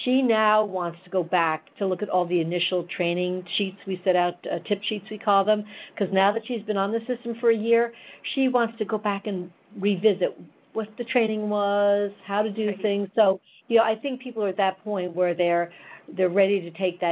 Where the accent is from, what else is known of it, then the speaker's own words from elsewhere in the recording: New York, United States; I'm a New Yorker, you know, a lifelong New Yorker